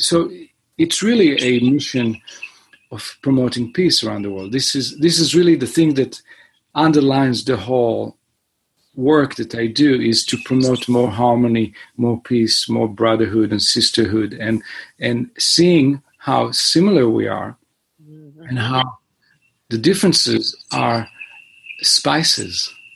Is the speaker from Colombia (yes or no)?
no; Israel; moved away as an adult; also born or lived in Boston, United States; now in Los Angeles, United States; I was born and raised in Israel, and I came to the United States to study music in Berklee